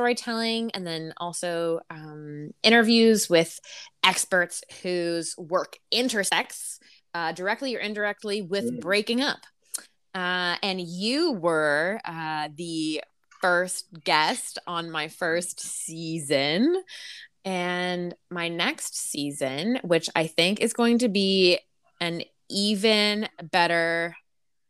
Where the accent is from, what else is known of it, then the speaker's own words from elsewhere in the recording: Toronto, Ontario, Canada; Born and raised in Toronto.